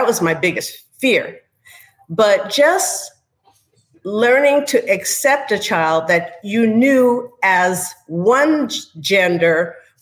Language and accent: English; New York, United States; moved away as an adult; now in Houston, United States; my background is that I was raised in New York, but I married a Texan, wound up settling in Houston, Texas